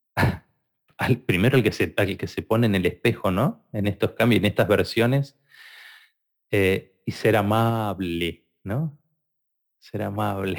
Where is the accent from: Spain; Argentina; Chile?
Argentina; soy argentino